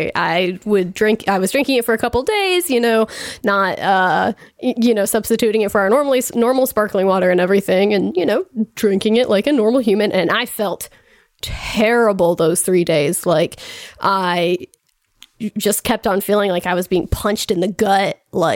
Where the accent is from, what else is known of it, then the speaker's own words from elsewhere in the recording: Indiana, United States; growing up in Indiana